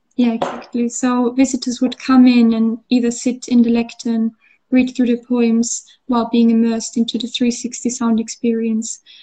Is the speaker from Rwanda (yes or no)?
no; Austria; English is a second language; moved away as an adult; now in Bath, United Kingdom; I grew up in Austria, so we would have the mountains and the lakes, but we wouldn't have the sea